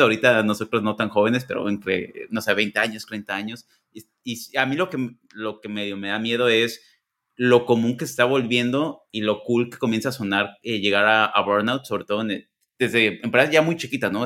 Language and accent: Spanish; Guadalajara, Jalisco, Mexico; moved away as an adult; now in United States; yo soy de Guadalajara.